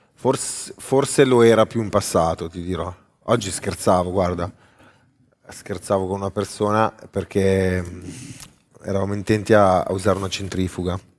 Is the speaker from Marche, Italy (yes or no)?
no; Milan, Lombardy, Italy; sono di Milano